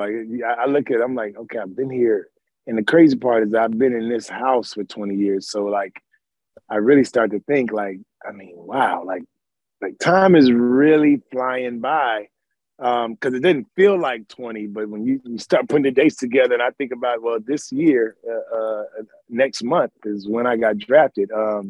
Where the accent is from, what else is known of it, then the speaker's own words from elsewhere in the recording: Wiesbaden, Hesse, Germany; born there; My older brother was born in Frankfurt. I was born in Wiesbaden.